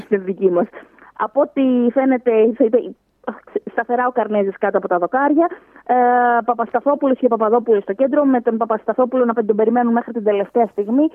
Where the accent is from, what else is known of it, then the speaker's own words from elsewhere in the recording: Greece; σαν Ελληνίδα